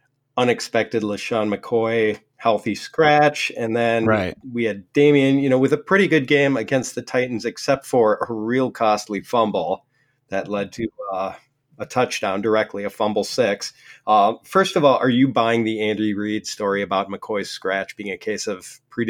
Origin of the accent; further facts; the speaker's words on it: Ireland; because I'm Irish, I'm constantly getting bottles of Jameson as gifts